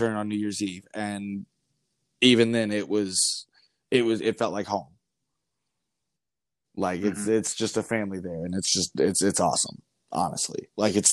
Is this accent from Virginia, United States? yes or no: no; North Georgia, United States; moved away as an adult; now in Wisconsin, United States; I grew up in North Georgia. I lived there for the first 22 years of my life or so.